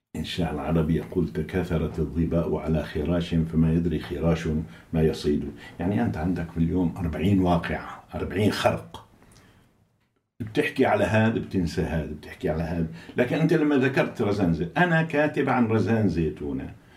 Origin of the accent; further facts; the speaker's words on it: Aleppo, Aleppo Governorate, Syria; now in United Kingdom; إحنا عندنا في حلب